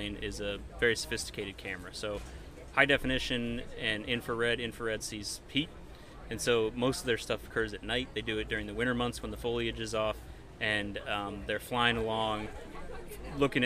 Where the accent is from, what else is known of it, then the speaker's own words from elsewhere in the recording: Finger Lakes region, Western New York, United States; moved away as an adult; also born or lived in Michigan / Alberta / Montana; now in Pennsylvania, United States; I am originally from Western New York, not far away, you know, just over the border into New York, Finger Lakes region